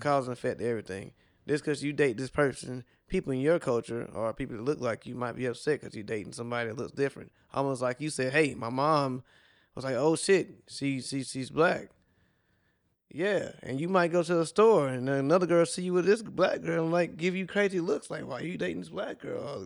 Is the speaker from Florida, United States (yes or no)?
no; South Carolina, United States; now in Miami, United States; I'm from South Carolina